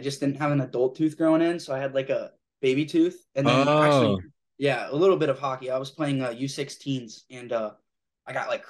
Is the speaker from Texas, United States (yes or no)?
no; Tucson, Arizona, United States; born there; Yeah, I was born in Tucson, and then I moved all over the place for my dad's job, but yeah.